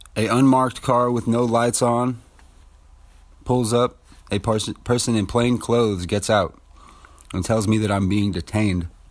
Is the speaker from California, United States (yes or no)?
yes; Ceres, California, United States; also born or lived in Modesto; I was raised in the Central Valley of California, more specifically Ceres and Modesto area